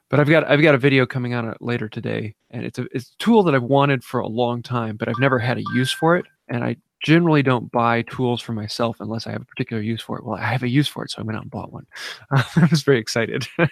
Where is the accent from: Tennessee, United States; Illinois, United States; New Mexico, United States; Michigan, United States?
Michigan, United States; Northern; I'm from Northern Michigan